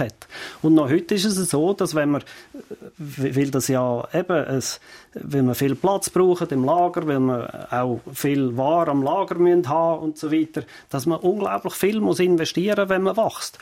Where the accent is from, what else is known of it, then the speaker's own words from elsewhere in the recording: Fricktal, Aargau, Switzerland; ich bin ja im Fricktal aufgewachsen, wo wir keinen See haben